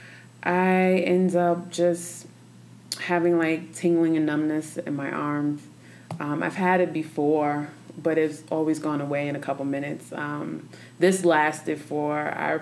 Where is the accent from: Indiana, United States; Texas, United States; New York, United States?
New York, United States; now in Denver, United States; I'm from New York. So okay. Coming here to Denver, Colorado